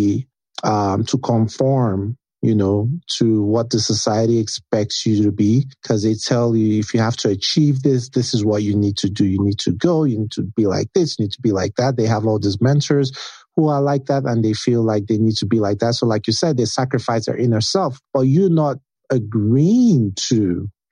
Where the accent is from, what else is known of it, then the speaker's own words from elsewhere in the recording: Nigeria; being Nigerian prepared me for that, because Nigeria is kind of like a cutthroat environment